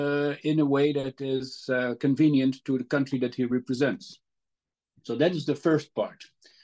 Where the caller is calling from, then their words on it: The Hague, South Holland, Netherlands; With my study is in my house in The Hague.